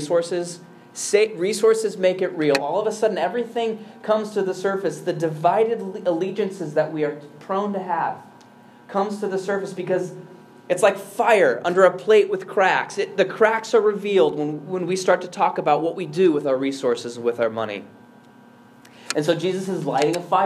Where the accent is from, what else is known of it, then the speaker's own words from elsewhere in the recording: Chicago, Illinois, United States; I'm an American. I'm a Chicagoan. I'm an urbanite.